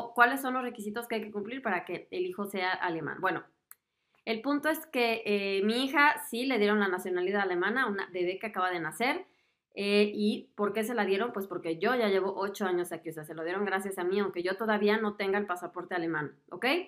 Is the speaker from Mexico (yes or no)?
yes; Mexico; moved away as an adult; now in Germany; como yo, que soy de México